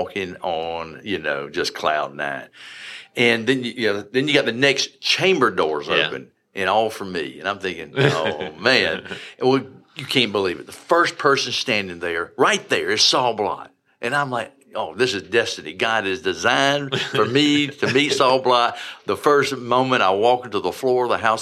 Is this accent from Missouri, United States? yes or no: no; Lamar, South Carolina, United States; also born or lived in Rome, Italy; where I grew up in Lamar